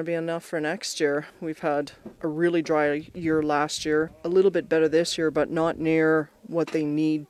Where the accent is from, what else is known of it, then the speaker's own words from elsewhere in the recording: Carrot River, Saskatchewan, Canada; now in Cupar, Canada; I'm from Carrot River